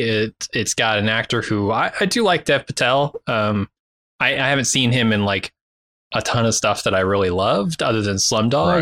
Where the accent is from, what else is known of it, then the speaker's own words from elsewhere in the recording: United States; I'm American